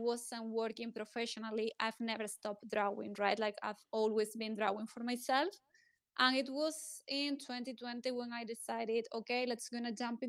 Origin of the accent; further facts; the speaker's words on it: Spain; I'm coming from Spain